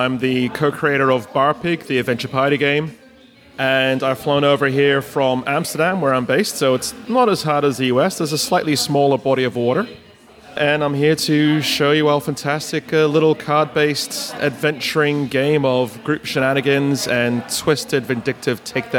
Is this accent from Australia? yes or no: yes; Australia; born there; also born or lived in Asia; I'm a born Australian. It's Australian. Dad's Aussie. Mum's Dutch.